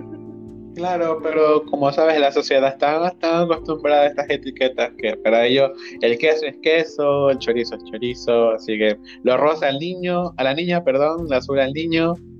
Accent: Ecuador; soy de Ecuador

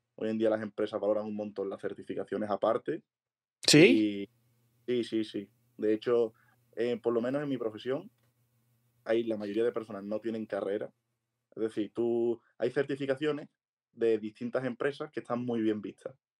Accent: Seville, Andalusia, Spain; now in Madrid, Spain; soy de Sevilla, ahora estoy viviendo aquí en Madrid

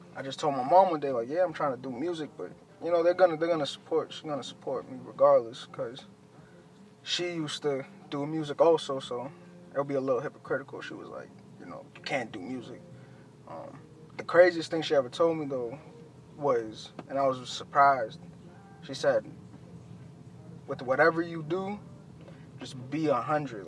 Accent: Boston, Massachusetts, United States; also born or lived in Chelsea, Massachusetts / Everett, Massachusetts; I was born in Chelsea. I moved to East Boston. Then from Eastie, I went to like Everett, and uh, but throughout all that, I was in the South End, like heavy

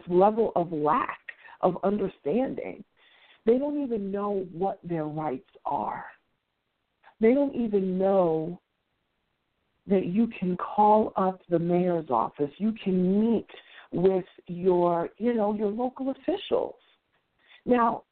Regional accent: New York City, New York, United States; also born or lived in Washington, D.C. / Atlanta metro area; now in Atlanta, United States; I'm originally from New York City, and I, of course, that's where I grew up

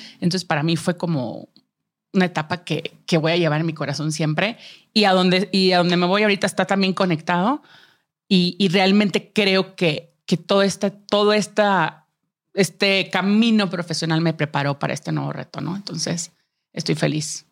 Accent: Monterrey, Nuevo León, Mexico; moved away as an adult; now in Mexico City, Mexico; yo soy de Monterrey, eh, crecí y estudié ahí

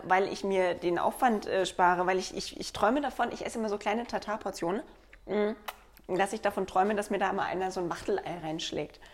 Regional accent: Black Forest, Baden-Württemberg, Germany; ich komme aus dem Schwarzwald

